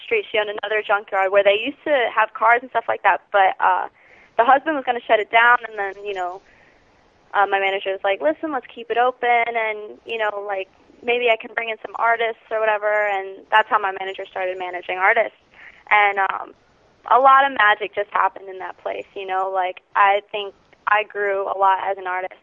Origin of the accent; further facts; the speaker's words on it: Cooper City, Florida, United States; we're from Cooper City